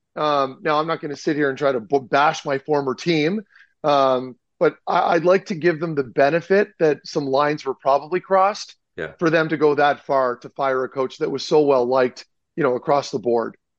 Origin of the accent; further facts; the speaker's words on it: Ottawa, Ontario, Canada; that's my hood, man. I grew up in the South End by South